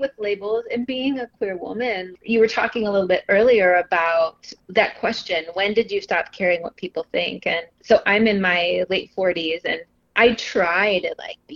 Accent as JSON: {"language": "English", "region": "Southern Illinois", "country": "United States", "tie": "born or raised there", "moved": "as an adult", "lives_now": "Chicago, United States", "said": "I grew up in the Midwest in Southern Illinois. I have lived in Chicago for over 20 years"}